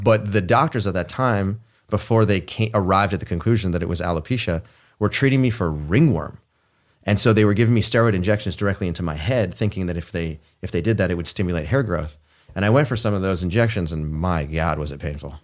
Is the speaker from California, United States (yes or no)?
yes; Palo Alto, California, United States; I grew up in Palo Alto, California.